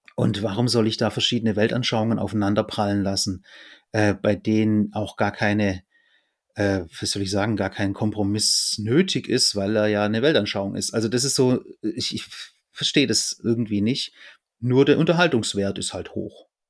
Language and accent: German; Fellbach, Baden-Württemberg, Germany; moved away; also born or lived in Gießen; bei uns, wo ich herkomme, Fellbach war so ein Hotspot